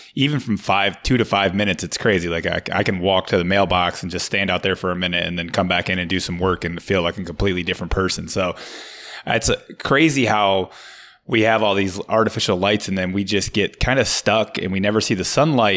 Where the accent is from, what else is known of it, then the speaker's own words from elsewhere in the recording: Michigan, United States; moved away as an adult; now in Florida, United States; I'm from Michigan